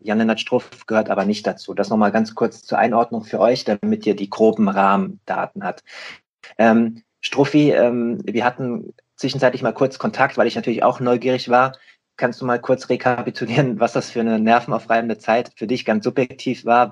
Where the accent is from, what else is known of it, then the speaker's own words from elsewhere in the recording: Rheingau, Hesse, Germany; now in Hamburg, Germany; aus dem Rheingau, aus meiner eigentlichen Heimat. Ich bin äh, im Lockdown sozusagen geflüchtet äh, in meine alte Heimat